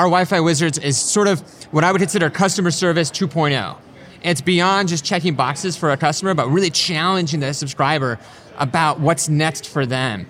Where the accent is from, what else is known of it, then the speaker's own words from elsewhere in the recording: Colorado, United States; So we're from Colorado. We use a lot of adventuring analogies.